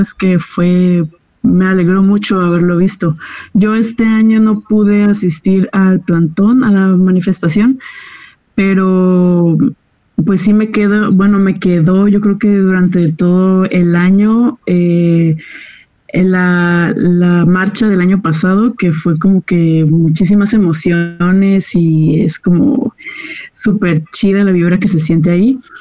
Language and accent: Spanish; La Paz, Baja California Sur, Mexico; nosotros que somos de La Paz